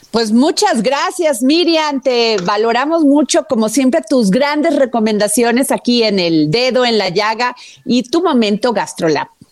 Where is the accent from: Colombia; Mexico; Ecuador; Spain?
Mexico; Veracruz; yo soy tu paisana, soy veracruzana.